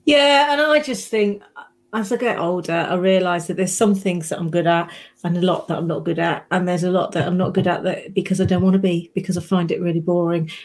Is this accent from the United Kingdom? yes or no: yes; United Kingdom; us Brits